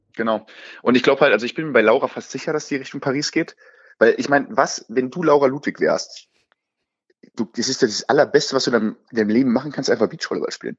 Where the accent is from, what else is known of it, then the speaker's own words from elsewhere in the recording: Frankenberg, Germany; now in Mainz, Germany; Ich bin im schönen Frankenberger Paradies, also in meiner Heimat